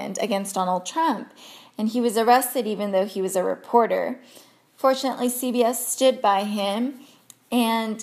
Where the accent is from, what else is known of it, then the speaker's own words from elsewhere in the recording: United States; growing up in America, I was born and raised here